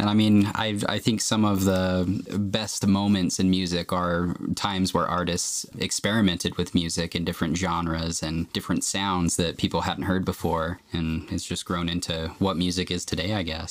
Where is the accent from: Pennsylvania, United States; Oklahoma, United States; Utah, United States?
Utah, United States; Provo; I was born right here in Provo, Utah